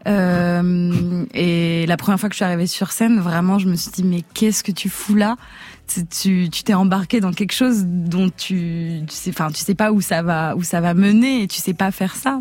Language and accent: French; Geneva, Switzerland; Je suis née à Genève, en Suisse.